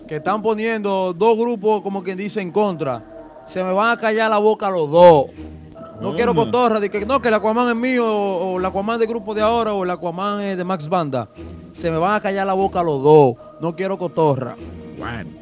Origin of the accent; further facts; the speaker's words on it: Sajoma, Santiago, Dominican Republic; moved away; mi gente de Sajoma porque soy orgullo de mi gente Sajoma, que soy el único que lo representa allá